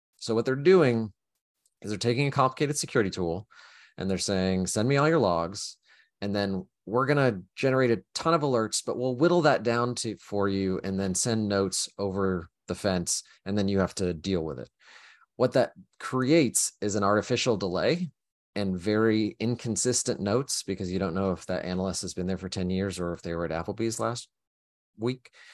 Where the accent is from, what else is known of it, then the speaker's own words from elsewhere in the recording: Oklahoma, United States; moved away; I grew up in Oklahoma and it was tornadoes